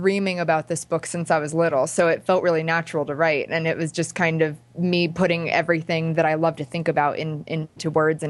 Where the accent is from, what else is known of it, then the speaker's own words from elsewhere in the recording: Pennsylvania, United States; I'm from Pennsylvania. So I decided to go for LA, but I never really felt like I belonged there.